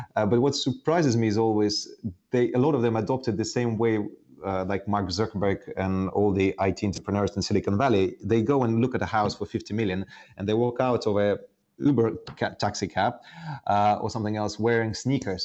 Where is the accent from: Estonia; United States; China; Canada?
Estonia; moved away as an adult; also born or lived in Soviet Union; now in London, United Kingdom; I, I, grew up initially in Soviet Union, but then in the 90s um, in Estonia, I, I, was almost like growing up in Finland or somewhere else